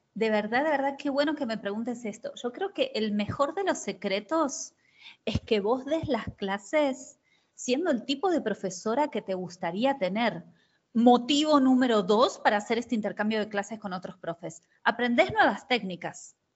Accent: Argentina; moved away as an adult; also born or lived in Brazil; soy argentina

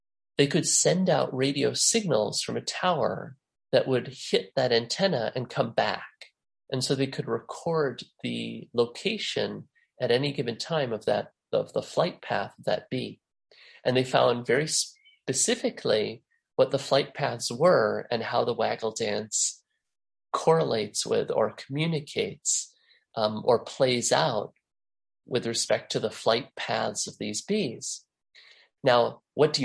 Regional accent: La Crosse, Wisconsin, United States; my hometown of La Crosse, Wisconsin

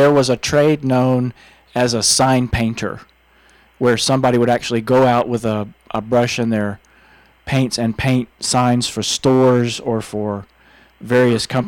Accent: Texas, United States; I was growing up in Texas

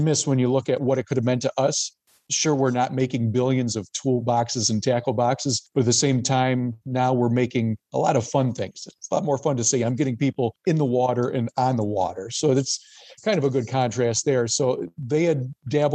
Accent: Gasport, New York, United States; I grew up in Gasport, New York, which is the other side of Niagara County from the workplace

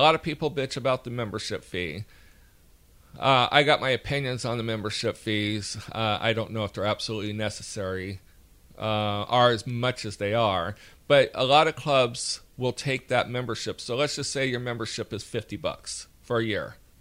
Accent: Alabama, United States; accent: Alabama; my Alabama accent

